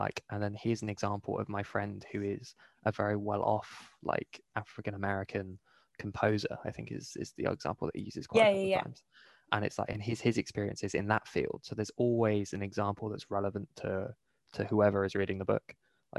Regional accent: Bristol, South West England, United Kingdom; I'm from Bristol.

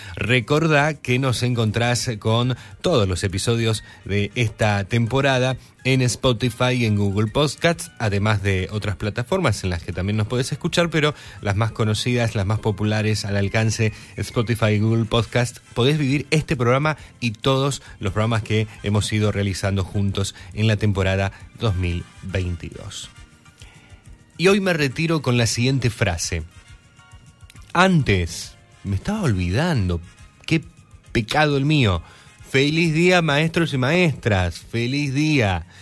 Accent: Argentina

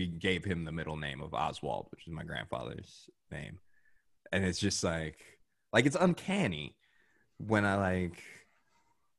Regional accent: South Florida, United States; growing up in South Florida

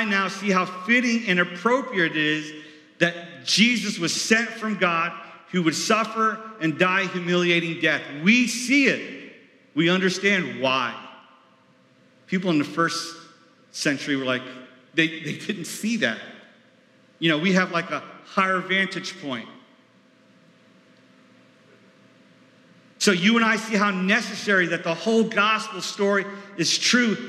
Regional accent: New York, United States; moved away; I was from New York

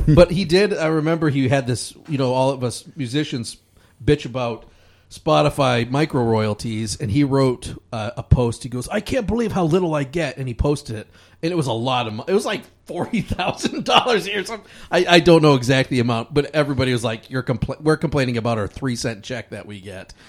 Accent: Michigan, United States; We're both from in Michigan

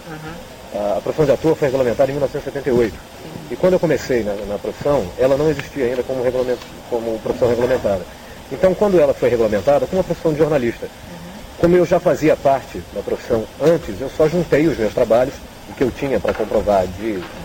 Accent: São Paulo, Brazil; eu morava em São Paulo nessa época, eu sou de São Paulo

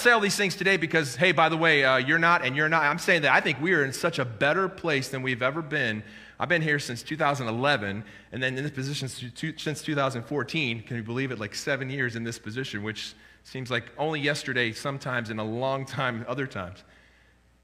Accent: United States; as an American

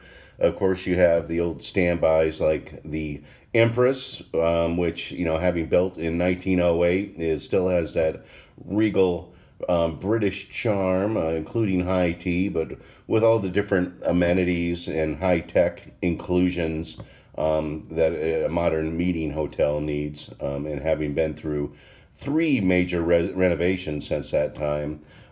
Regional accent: Washington, United States; I remember growing up in Washington State

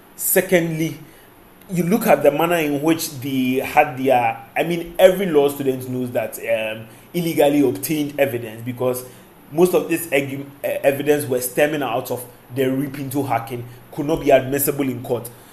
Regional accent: Ghana; as a Ghanaian

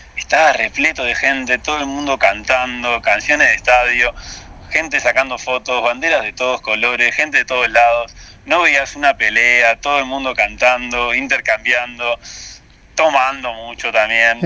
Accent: Uruguay; now in Russia; yo como uruguayo

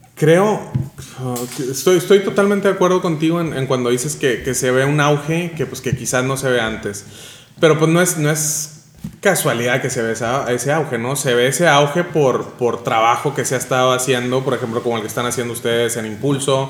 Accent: Nuevo Laredo, Tamaulipas, Mexico; also born or lived in Spain; de donde vengo, que es el de aquí en Nuevo Laredo, Laredo

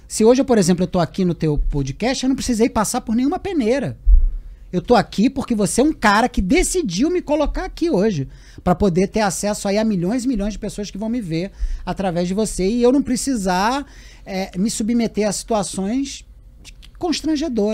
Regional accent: Rio de Janeiro, Brazil; de Vila da Penha, de Vista Alegre, dos lugares onde eu fui criado no bairro do Romário

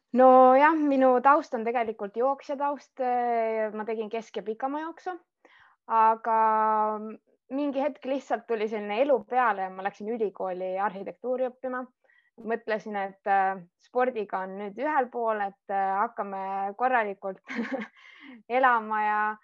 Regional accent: Estonia; moved away as an adult; ma kolisin Eestist ära ma võtsin küll oma koera ja abikaasa kaasa, aga ülejäänud pereelud ja kõik oma sõbrad ma pidin maha jätma

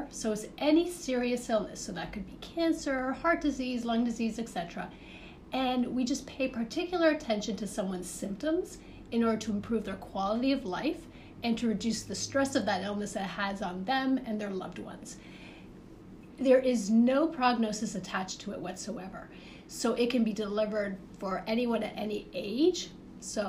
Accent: Toronto, Ontario, Canada; moved away; So I am from the Great North. I'm from Canada. So I grew up in the Toronto area.

